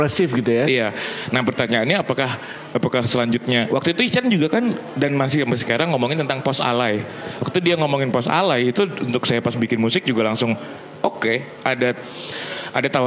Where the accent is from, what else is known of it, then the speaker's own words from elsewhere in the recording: Sumatra, Indonesia; oh, yang yang juga saya besar di Sumatera sampai SMP.